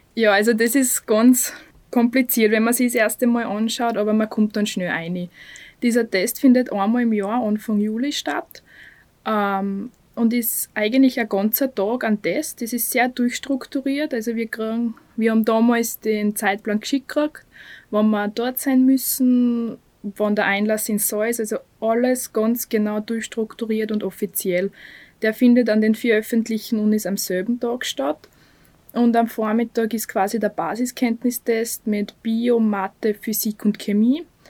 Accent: Bad Aussee, Styria, Austria; moved away as an adult; now in Graz, Austria; bin aus Aussee, aber seit fünf Jahren bin ich in Graz

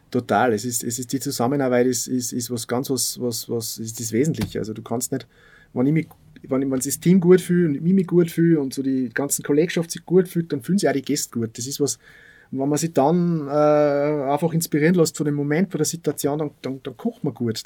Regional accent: Bad Aussee, Styria, Austria; also born or lived in Salzburg; bei uns in Aussee

